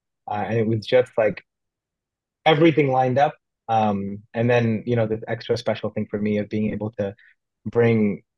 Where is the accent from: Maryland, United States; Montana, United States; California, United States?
California, United States; San Jose; moved away; I grew up in San Jose, in Berryessa